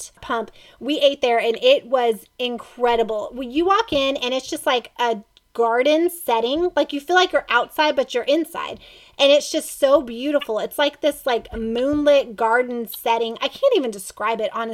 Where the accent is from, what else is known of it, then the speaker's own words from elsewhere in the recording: Lexington, United States; I'm from Lexington, just like Zach is.